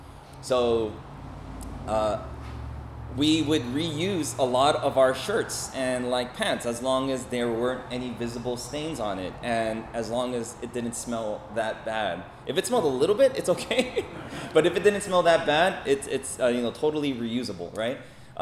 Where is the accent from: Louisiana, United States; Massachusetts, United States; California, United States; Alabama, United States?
California, United States; Los Angeles; also born or lived in South Korea; So I grew up in Echo Park, Los Angeles. I was born in Korea. I came to LA when I was 5 years old with my family, and we grew up in Echo Park, which is a very urban part of Los Angeles, a very urban neighborhood.